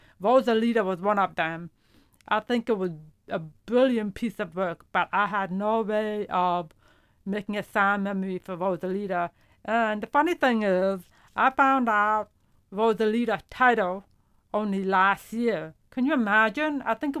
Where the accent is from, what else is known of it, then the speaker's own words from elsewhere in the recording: Brooklyn, New York, United States; English is a second language; also born or lived in Hungary / Hopewell, New Jersey / Baltimore, Maryland; I was born in Hungary, and I came to the United States in 1973 when I was 7 years old. And we first lived in Brooklyn, New York for about 5 years before I moved to Hopewell, New Jersey.